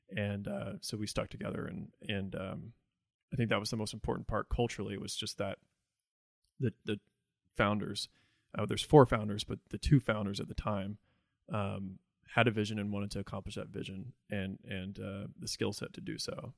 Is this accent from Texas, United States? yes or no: no; Evansville, Indiana, United States; also born or lived in Jacksonville, Florida; I was born in Florida, in Jacksonville. Uh, I lived there till I was ten. And then I moved to Evansville, Indiana. Uh, and I identify as a Hoosier.